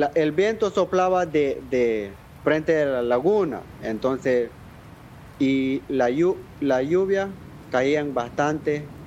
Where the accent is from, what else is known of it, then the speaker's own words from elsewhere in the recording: Nicaragua; first language Miskito; Spanish is a second language; Yo soy de comunidad de Cruquira, yo soy etnia misquito y vivo en Cruquira